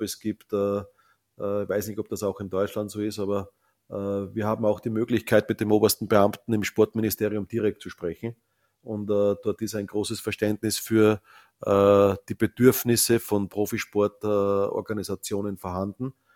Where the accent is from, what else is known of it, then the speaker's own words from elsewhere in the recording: Salzkammergut, Upper Austria, Austria; ich komme aus dem Salzkammergut